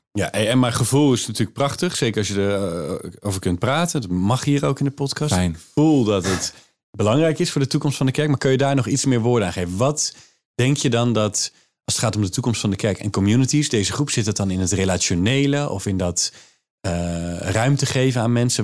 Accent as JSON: {"language": "Dutch", "town": "Maassluis", "region": "South Holland", "country": "Netherlands", "said": "ik kom uit Maasluis"}